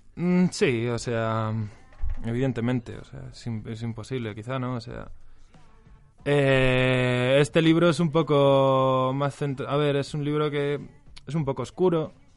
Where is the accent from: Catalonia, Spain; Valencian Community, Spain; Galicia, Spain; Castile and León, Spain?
Galicia, Spain; moved away as an adult; now in Madrid, Spain; soy gallego